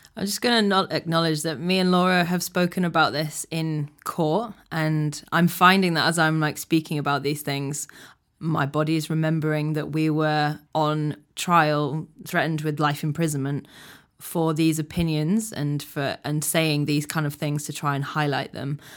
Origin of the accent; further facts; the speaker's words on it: United Kingdom; I'm achingly British